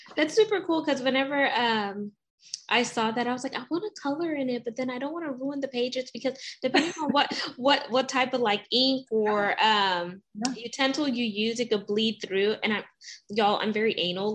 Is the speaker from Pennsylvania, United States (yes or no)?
no; the South, Texas, United States; I'm from us from the South. Like I live in Texas